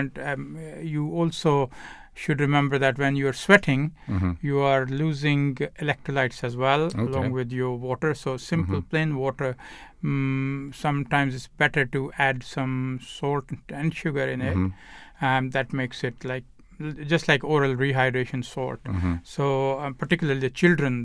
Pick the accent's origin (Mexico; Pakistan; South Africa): Pakistan; moved away; I come from Pakistan